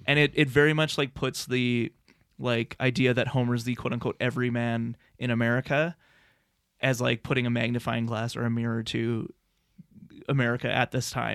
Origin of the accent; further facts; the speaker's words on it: Lethbridge, Alberta, Canada; growing up in Lethbridge, Alberta